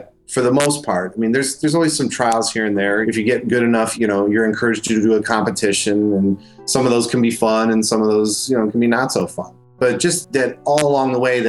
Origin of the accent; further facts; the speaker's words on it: Buffalo, New York, United States; Buffalo Bills. That's my hometown.